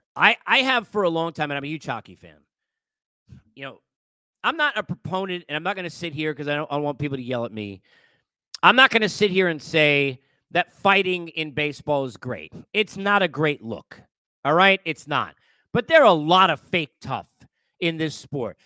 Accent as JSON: {"language": "English", "region": "New York", "country": "United States", "tie": "born or raised there", "said": "I grew up in New York"}